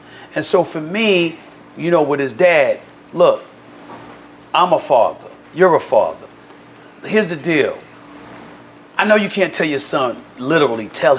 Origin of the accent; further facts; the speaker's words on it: New York City, New York, United States; I got brothers that I grew up with in Queens, New York.